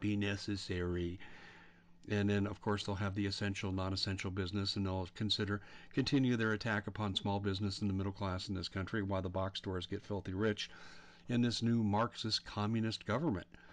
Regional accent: Colorado, United States; I'm from Colorado, so I'm familiar with the school districts.

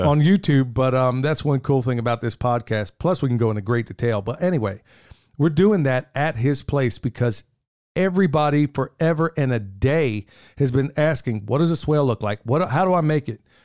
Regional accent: Oklahoma, United States; moved away; where I grew up in Oklahoma, nobody has a basement

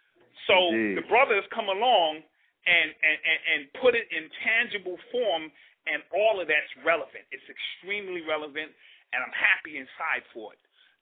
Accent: New York City, New York, United States; I grew up in Cedar Park. You know what I mean? Which is a one of the spiritual bases of hip-hop.

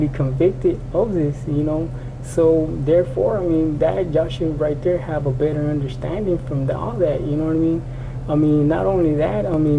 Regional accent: San Antonio, Texas, United States; born and raised in San Antonio

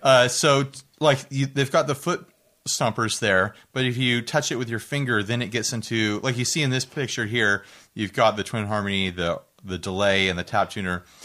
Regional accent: United States; I'm an American

